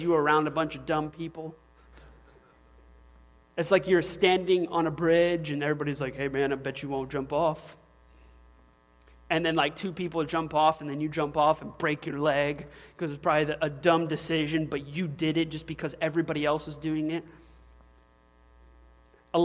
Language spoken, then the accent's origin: English; the South, United States; I'm a man from the South